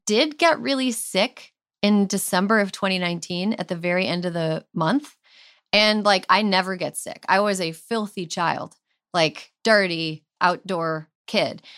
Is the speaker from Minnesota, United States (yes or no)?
yes; rural Minnesota, United States; moved away; the closest hospital to my hometown is a half an hour highway drive away